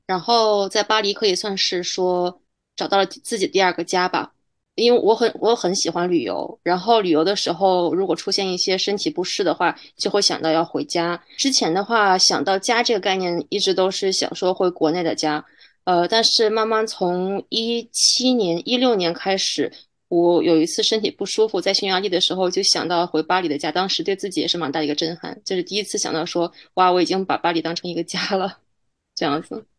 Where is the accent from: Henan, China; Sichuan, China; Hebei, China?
Hebei, China; moved away as an adult; also born or lived in Beijing; now in Paris, France; 在我们河北那边找的大学里面的韩，韩语系老师先把课业提前学完